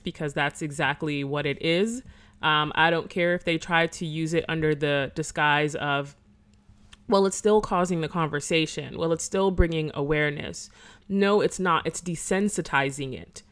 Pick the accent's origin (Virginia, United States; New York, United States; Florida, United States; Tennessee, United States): Florida, United States; I'm from Florida